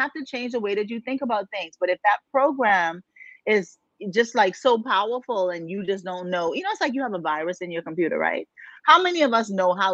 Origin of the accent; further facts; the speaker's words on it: Bahamas; I'm from the islands. I was born and raised in the Bahamas, y'all. And so, you know, I grew up in the ocean